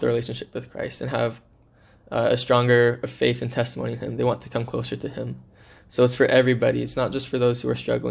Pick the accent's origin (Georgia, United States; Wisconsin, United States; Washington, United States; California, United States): Washington, United States; Seattle; moved away as an adult; also born or lived in Philippines; I am originally from the Seattle, Washington area. I've lived there my whole life.